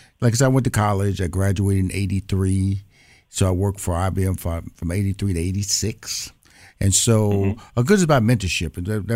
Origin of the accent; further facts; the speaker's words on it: Houston, Texas, United States; But I'm born and raised in Houston, Texas, so I'm a Southern boy.